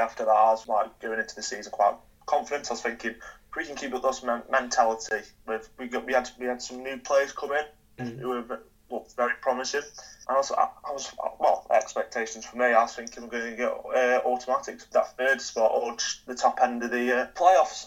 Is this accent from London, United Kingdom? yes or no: no; Stoke-on-Trent, West Midlands, United Kingdom; I grew up in Stoke, and my local club is Port Vale